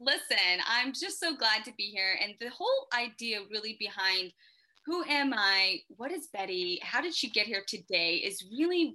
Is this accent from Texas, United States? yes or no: no; Memphis, Tennessee, United States; I was born in Memphis, Tennessee. Cute little town, you know, Southern Belle all the way